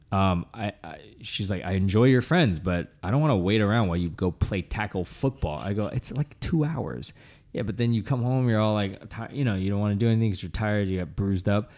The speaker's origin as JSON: {"language": "English", "town": "Boston", "region": "Massachusetts", "country": "United States", "tie": "born or raised there", "moved": "yes", "said": "every Thanksgiving, I would go back home to my hometown"}